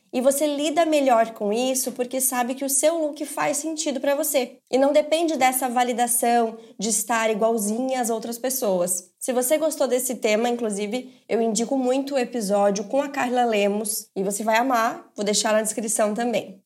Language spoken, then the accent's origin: Portuguese; Belo Horizonte, Minas Gerais, Brazil; eu sou de Belo Horizonte, Minas Gerais